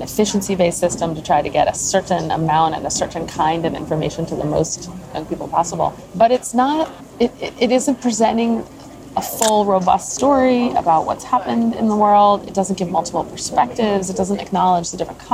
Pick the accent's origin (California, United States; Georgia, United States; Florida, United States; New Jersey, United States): New Jersey, United States; also born or lived in New York City; I grew up in New Jersey, where they moved, and went to school in New York City